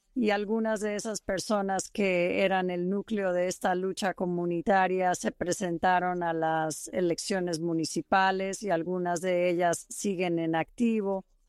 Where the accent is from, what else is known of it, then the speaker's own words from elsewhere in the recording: East Bay, San Francisco, California, United States; moved away as an adult; also born or lived in Utah / Eastern Washington / Pennsylvania / Idaho; now in Saratoga Springs, United States; Crecí en la bahía este de San Francisco